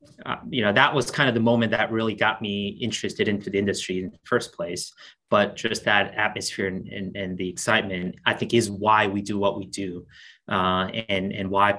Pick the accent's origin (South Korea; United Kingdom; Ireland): South Korea; moved away; I'm originally from South Korea